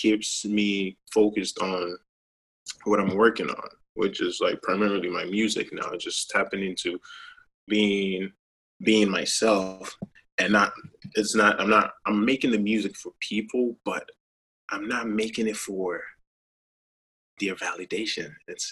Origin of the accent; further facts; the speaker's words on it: Ghana; moved away as an adult; as a child growing up in Ghana